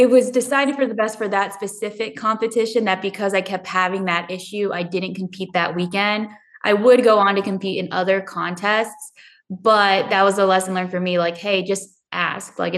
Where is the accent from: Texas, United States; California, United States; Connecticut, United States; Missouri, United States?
California, United States; Southern; moved away as an adult; growing up in Southern California, we didn't have negative weather